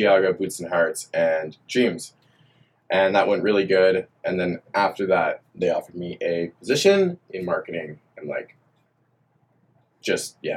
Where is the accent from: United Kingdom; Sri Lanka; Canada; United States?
Canada; Montreal, Quebec; moved away as an adult; also born or lived in Orleans, Ottawa, Ontario; I lived in Montreal up until 18.